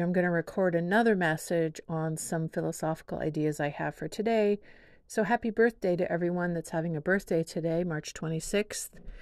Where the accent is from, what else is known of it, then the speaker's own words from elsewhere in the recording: Whidbey Island, Washington, United States; also born or lived in San Diego; now in Seattle, United States; my parents split when I was four, and we moved from San Diego to Whidbey Island